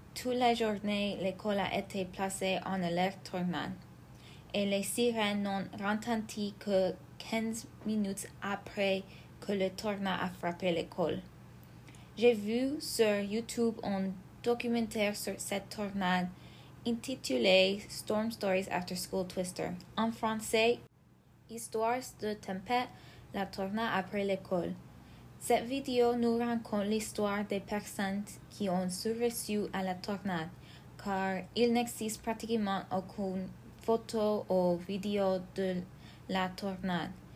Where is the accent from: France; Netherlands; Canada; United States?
United States; Belvidere, Illinois; Dans ma ville natale